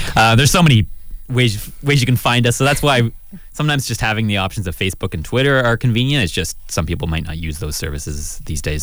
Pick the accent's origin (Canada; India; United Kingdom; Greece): Canada; I'm a Canadian citizen.